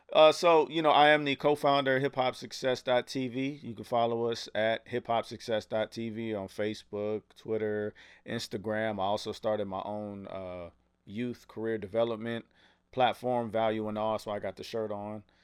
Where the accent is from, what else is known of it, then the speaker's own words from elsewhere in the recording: United States; I was from America